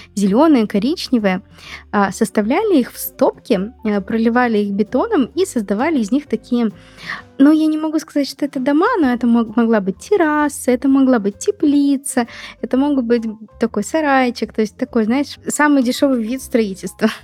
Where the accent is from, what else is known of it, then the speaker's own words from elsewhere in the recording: Moscow, Russia; я из Москвы